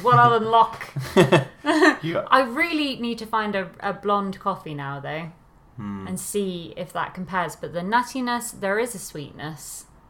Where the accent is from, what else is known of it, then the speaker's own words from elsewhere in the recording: Telford, West Midlands, United Kingdom; But then I don't really sound like I'm from Telford much, so there we are.